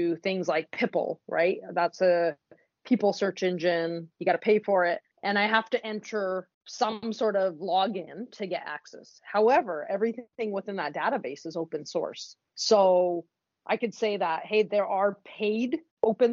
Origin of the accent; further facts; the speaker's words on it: West Coast, Canada; I'm from the West Coast